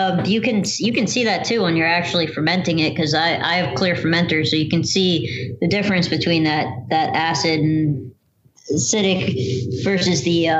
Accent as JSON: {"language": "English", "town": "Ho-Ho-Kus", "region": "New Jersey", "country": "United States", "tie": "born or raised there", "said": "I grew up in Ho-hocus."}